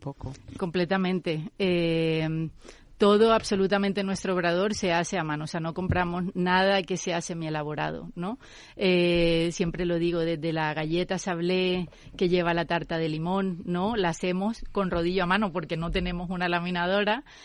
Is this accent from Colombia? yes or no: yes; Colombia; moved away; Yo soy de Colombia y digamos que tenemos mucha más influencia americana